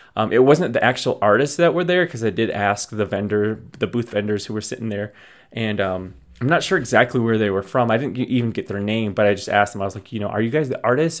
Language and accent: English; Navajo Nation, United States; Navajo in general, that we're, we're an Athaca, Athabascan nomad tribe